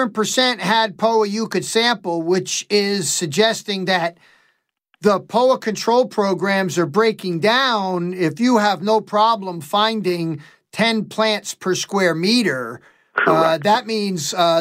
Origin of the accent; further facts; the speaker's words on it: Northeast, United States; growing up in the Northeast